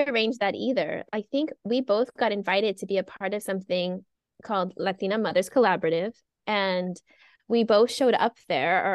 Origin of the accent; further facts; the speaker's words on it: Whittier, California, United States; I'm from Whittier